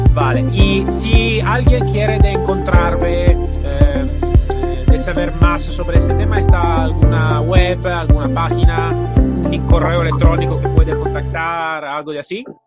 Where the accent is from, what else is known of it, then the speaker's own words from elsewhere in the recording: Italy; Spanish is a second language; yo soy italiano